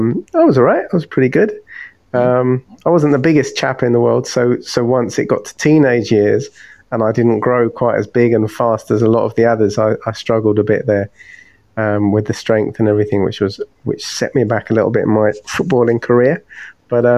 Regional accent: London, United Kingdom; moved away as an adult; now in Hastings, United Kingdom; I grew up in London

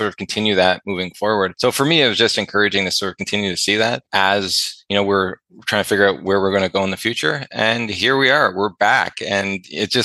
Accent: Ontario, Canada; moved away as an adult; now in British Columbia, Canada; I lived in Ontario for so long and really near my hometown for the majority of my life

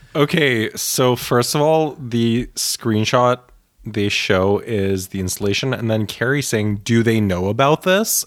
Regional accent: Bialystok, Podlaskie Voivodeship, Poland; now in New York, United States; I was born in Bialystok

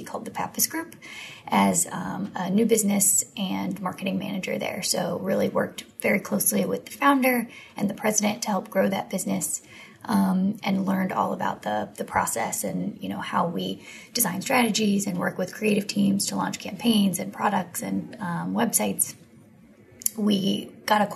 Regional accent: outside of Cleveland, Ohio, United States; moved away as an adult; also born or lived in North Carolina / Washington, D.C.; I grew up in Ohio, outside of Cleveland

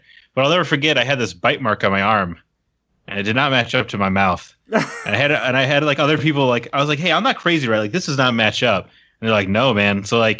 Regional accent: Rockford, Illinois, United States; now in Chicago, United States; I'm from Rockford, thank you. But, I mean, long before I moved to Chicago

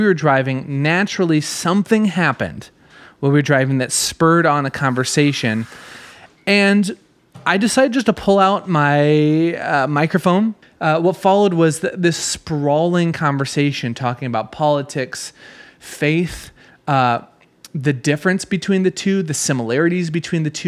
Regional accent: Minnesota, United States; my home state of Minnesota

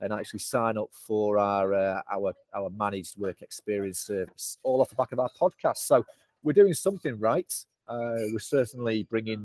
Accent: Manchester, North West England, United Kingdom; accent: Mancunian; my Mancunian accent

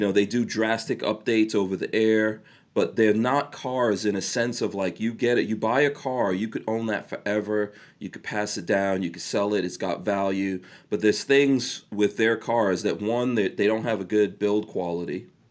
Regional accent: New York, United States; I'm from New York

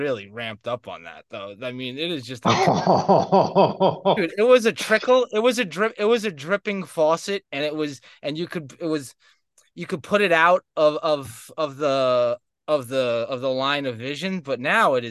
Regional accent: Westchester, New York, United States; I grew up in Westchester

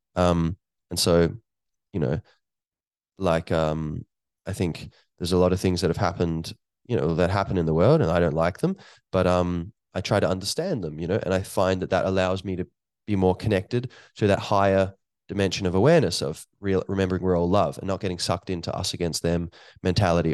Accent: Ireland; here where I am in Ireland

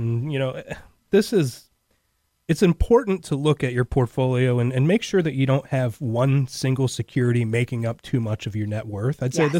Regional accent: Cleveland, Ohio, United States; moved away as an adult; now in Cincinnati, United States; I'm born and raised in Cleveland, Ohio. I live in Cincinnati because my wife is from here.

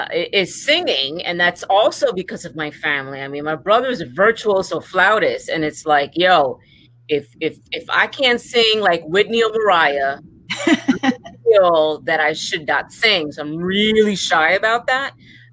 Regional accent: Puerto Rico; also born or lived in New York / Miami; So my house was always the house growing up in Puerto Rico and in New York and in Miami, where it's always filled with musicians and writers.

